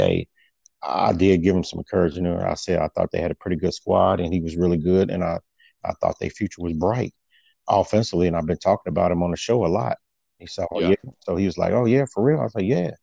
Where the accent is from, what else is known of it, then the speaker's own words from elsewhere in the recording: Indiana, United States; I'm from Indiana